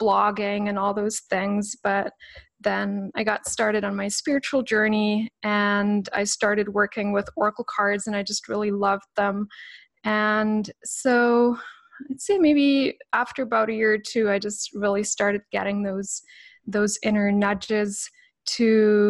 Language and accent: English; Canada; also born or lived in Switzerland; now in British Columbia, Canada; I had just come back to Canada, which is my beloved childhood home